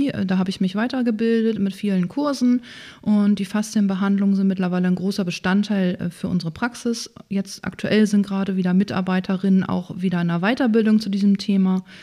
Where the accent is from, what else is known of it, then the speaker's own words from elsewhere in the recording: Breitenfelde, Schleswig-Holstein, Germany; also born or lived in Lower Saxony; Ja, gebürtig komme ich ganz aus der Nähe hier aus Breitenfelde. Ähm, ah. Da bin ich groß geworden, da bin ich in die Grundschule gegangen.